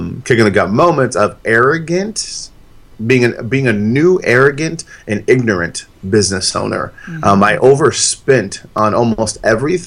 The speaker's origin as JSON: {"language": "English", "town": "San Diego", "region": "California", "country": "United States", "tie": "born or raised there", "said": "I was born and raised in San Diego, as were my parents"}